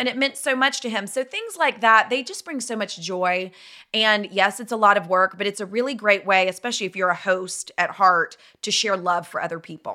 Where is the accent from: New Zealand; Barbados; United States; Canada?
United States; Nashville, Tennessee; moved away as an adult; also born or lived in Dallas; I'm from Nashville